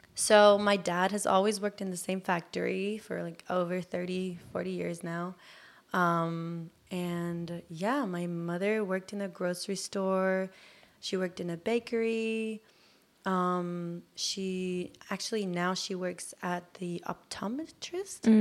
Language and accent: English; Germany; English is a second language; moved away as an adult; also born or lived in Bay Area, United States; now in Los Angeles, United States; I grew up in Germany, and I'm Turkish.